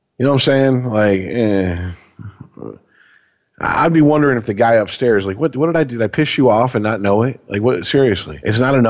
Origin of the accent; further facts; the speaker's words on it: Detroit, Michigan, United States; moved away; also born or lived in New York; I'm from Detroit.